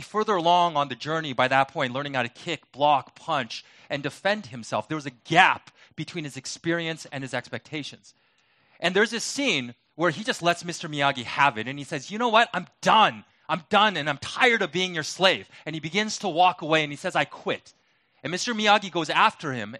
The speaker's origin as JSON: {"language": "English", "town": "Vancouver", "region": "British Columbia", "country": "Canada", "moved": "yes", "lives_now": "Detroit, United States", "said": "I'm not from Detroit. I'm originally from Vancouver, and not the fake Vancouver in Washington State, but the real one in Canada."}